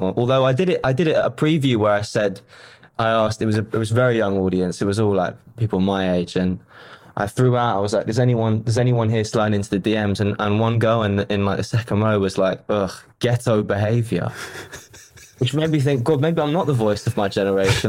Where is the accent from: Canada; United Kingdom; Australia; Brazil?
United Kingdom; London; I was born in London